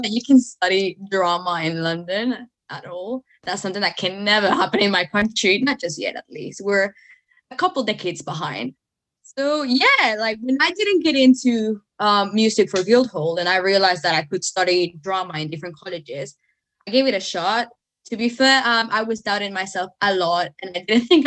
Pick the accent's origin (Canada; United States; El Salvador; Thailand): El Salvador; English is a second language; now in United Kingdom; I'm from El Salvador, Central America